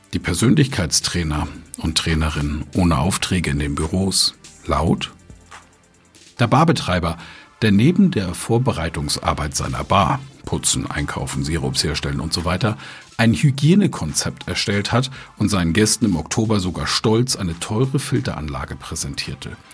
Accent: Germany; wir Deutschen

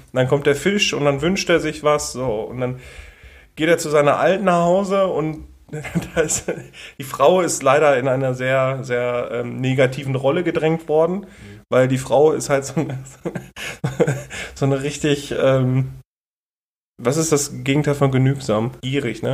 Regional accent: Germany; Ich bin Deutscher

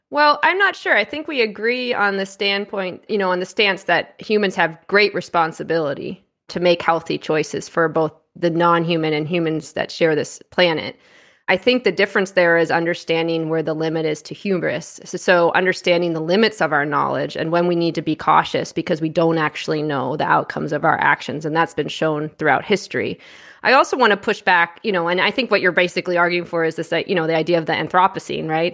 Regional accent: Canada; moved away as an adult; also born or lived in United States; I'm a U S citizen. I grew up in Canada. I lived in the U S for quite some time, and now I'm back in Canada

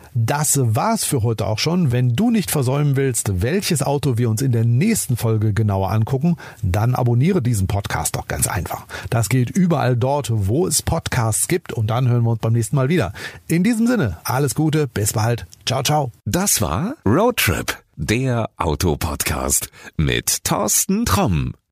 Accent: Germany; bei uns in Deutschland

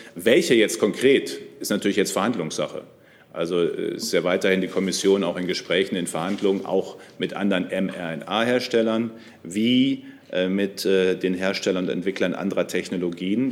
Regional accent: North Rhine-Westphalia, Germany; Ich komme aus NRW.

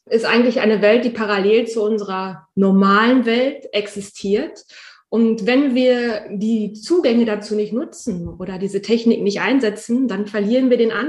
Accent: North Rhine-Westphalia, Germany; now in Münster, Germany; Ich bin hier in Münster Aufgewachsen bin ich aber tatsächlich im Kreis Höxter

